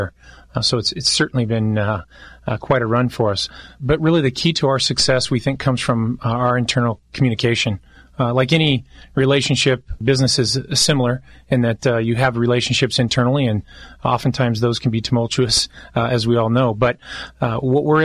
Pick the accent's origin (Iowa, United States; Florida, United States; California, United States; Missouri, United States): California, United States; Long Beach; I grew up in Long Beach